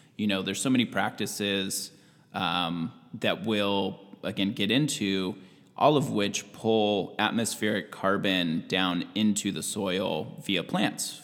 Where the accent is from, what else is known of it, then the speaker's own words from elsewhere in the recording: Washington, United States; moved away as an adult; also born or lived in California; now in Southern Oregon, United States; I grew up in Washington State. My whole upbringing through college was in Washington.